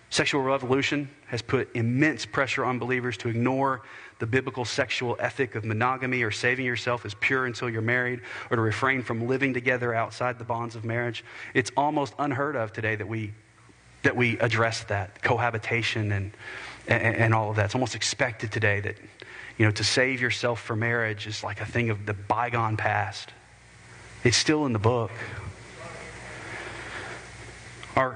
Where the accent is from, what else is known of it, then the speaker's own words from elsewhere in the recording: United States; as American believers